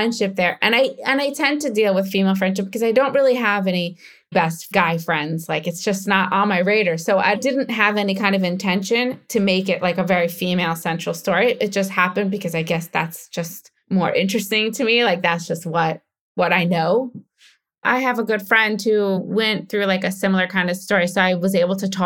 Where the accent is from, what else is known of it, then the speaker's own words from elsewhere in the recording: United States; accent: American; now in Israel; I still sound American when I speak Hebrew